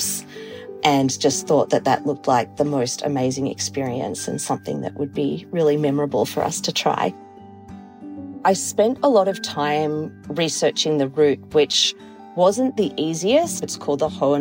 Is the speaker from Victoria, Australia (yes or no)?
yes; Melbourne, Victoria, Australia; now in Toronto, Canada; I am based in Toronto in Canada, but I'm originally from Australia. I grew up in Melbourne